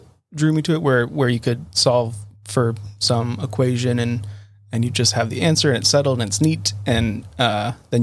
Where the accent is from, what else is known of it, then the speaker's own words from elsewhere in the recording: Tucson, Arizona, United States; moved away as an adult; now in Boston, United States; I born and raised in Tucson, Arizona